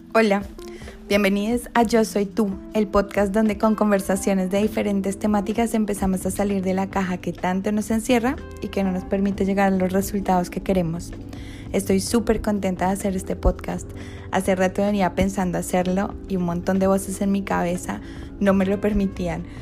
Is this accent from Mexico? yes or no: no; Colombia; moved away as an adult; now in Argentina; soy colombiana emprendedora